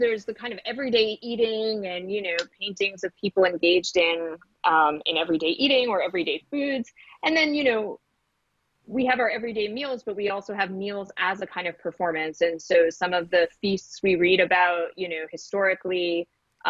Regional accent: New York City, New York, United States; moved away; I grew up in New York City

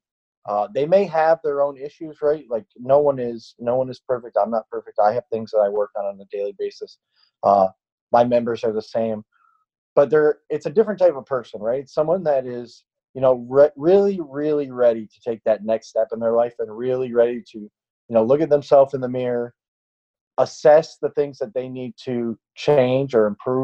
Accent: upstate New York, United States; I grew up in a very small town in upstate New York, maybe 90 miles north of Syracuse

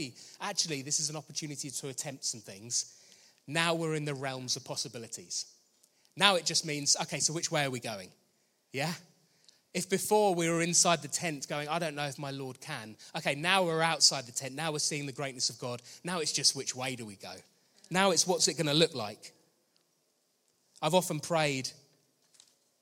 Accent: Danehill, South East England, United Kingdom; I grew up in Danehill, I just didn't know any other believers my age

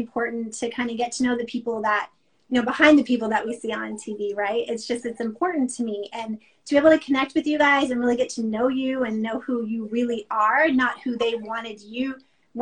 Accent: United States; also born or lived in Kentucky / North Carolina; now in San Francisco, United States; I was born and raised in the East Coast. So, Kentucky, North Carolina. I'm a Southern girl.

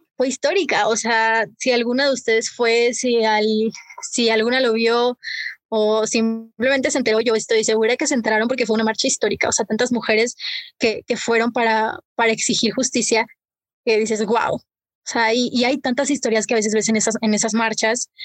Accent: Mexico; así lo siento como mexicana

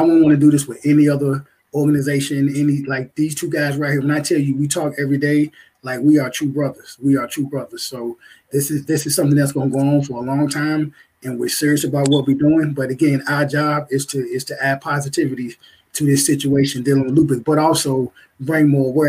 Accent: Virginia, United States; I'm from Virginia.

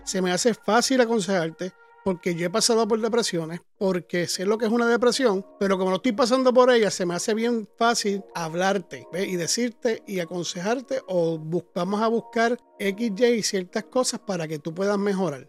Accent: Puerto Rico; moved away; nosotros que somos de Puerto Rico

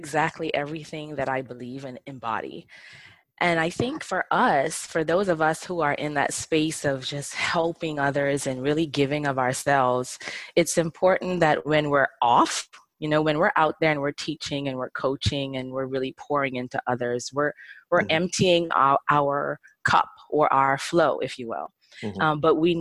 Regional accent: Bahamas; I grew up in the Bahamas. So living in the islands

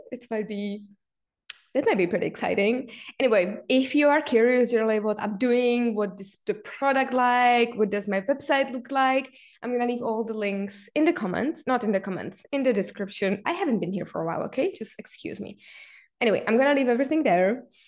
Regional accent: Czechia; me being Czech, growing up in Czech Republic

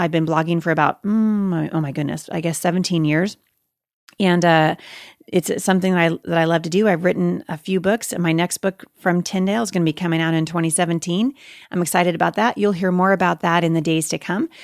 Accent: Portland, United States; Jay and I, you know, growing up in Portland, we pastored at a church in Portland for many years.

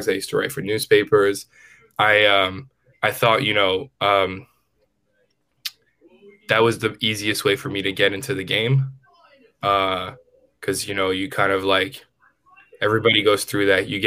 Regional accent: New York City, New York, United States; I grew up in the Bronx.

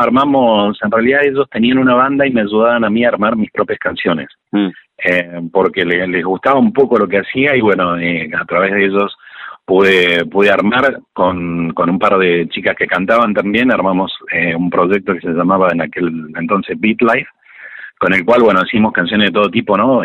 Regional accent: Córdoba, Argentina; nosotros somos de aquí de Córdoba, capital

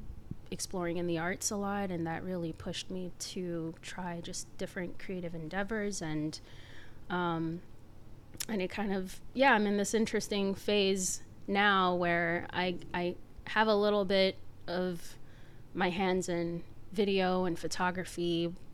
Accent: Montreal, Quebec, Canada; moved away as an adult; now in Boston, United States; I'm originally from Montreal, born and raised.

